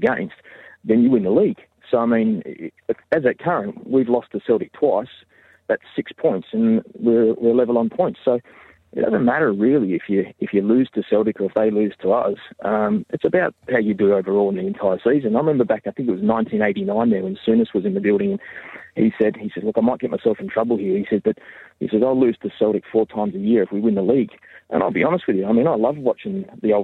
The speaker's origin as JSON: {"language": "English", "country": "Australia", "accent": "Australian", "moved": "as an adult", "lives_now": "Labrador, Canada", "said": "I'm originally from Australia. Parents were both born"}